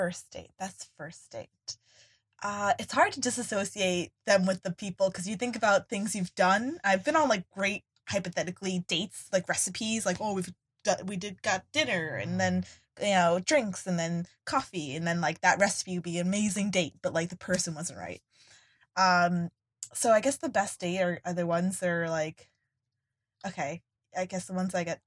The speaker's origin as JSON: {"language": "English", "region": "New York", "country": "United States", "moved": "yes", "lives_now": "Philadelphia, United States", "said": "I'm from New York"}